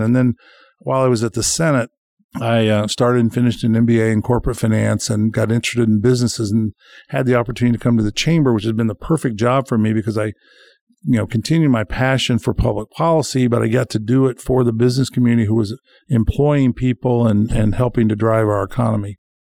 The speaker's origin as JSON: {"language": "English", "town": "Bloomington", "region": "Indiana", "country": "United States", "tie": "born or raised there", "said": "when we moved to across the road from Cascades Golf Course on the north side of Bloomington"}